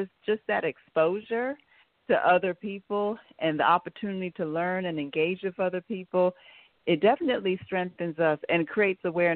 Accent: Pennsylvania, United States; now in North Carolina, United States; I'm originally from Pennsylvania, so when I lived there, I did have a private counseling practice.

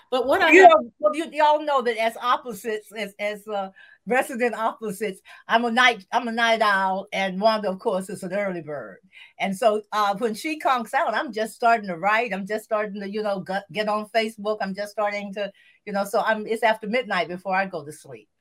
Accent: Savannah, Georgia, United States; moved away as an adult; also born or lived in Providence, Rhode Island / Montgomery, Alabama; I came back to my hometown in Savannah

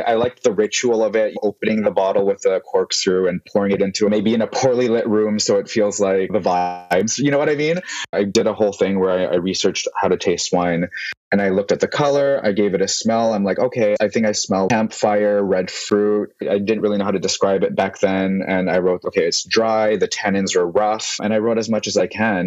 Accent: Vancouver, British Columbia, Canada; moved away as an adult; now in San Francisco, United States; I was born and raised in Vancouver, and then I moved to San Francisco in 2016.

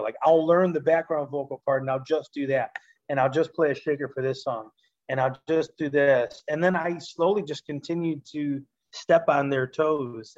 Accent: Chicago, Illinois, United States; I'm half Puerto Rican, half Italian. I grew up in Chicago

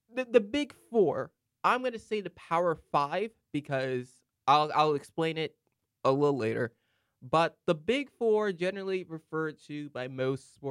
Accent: United States; as an American

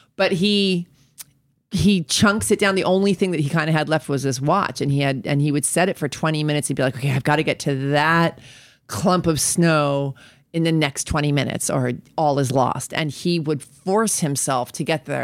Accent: New York, United States; moved away as an adult; also born or lived in Colorado; I'm from New York

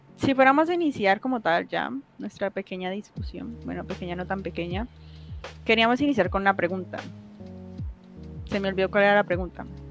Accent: Colombia; soy de Colombia

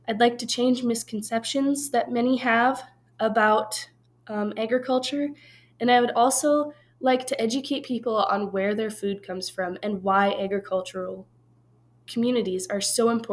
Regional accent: northeastern Montana, United States; moved away as an adult; now in Laramie, United States; I've grown up on a ranch my whole life in the very northeastern corner of Montana

